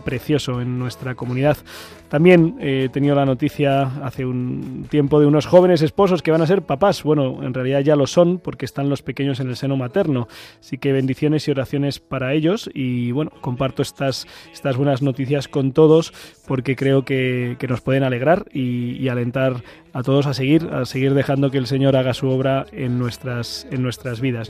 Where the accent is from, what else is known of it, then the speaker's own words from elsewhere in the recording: Ciempozuelos, Community of Madrid, Spain; mi pueblo, en Cienpozuelos